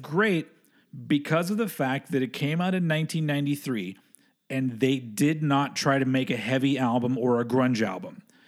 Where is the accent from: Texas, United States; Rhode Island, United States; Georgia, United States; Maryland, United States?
Texas, United States; moved away; I grew up in Texas